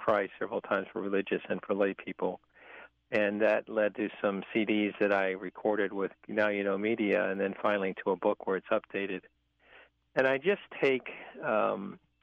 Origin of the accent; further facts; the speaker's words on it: Richmond, Virginia, United States; growing up in St. Paul's Parish, in north side of Richmond, Virginia, where I'm from